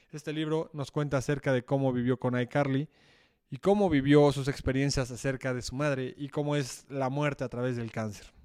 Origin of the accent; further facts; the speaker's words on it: Mexico; Nos permite ver que no solo somos mexicanos, sino que tenemos varias raíces